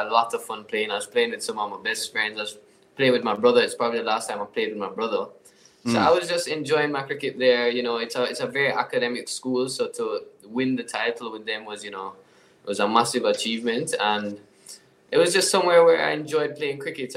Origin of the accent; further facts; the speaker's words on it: Jamaica; I'm a full Jamaican